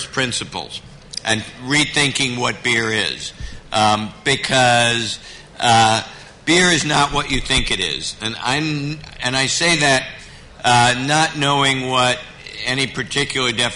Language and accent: English; United States; this is America